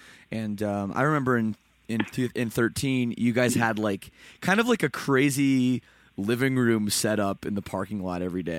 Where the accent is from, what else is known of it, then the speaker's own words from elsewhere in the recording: Toronto, Ontario, Canada; I'm also from Toronto, so I'm not from Vegas or Phoenix.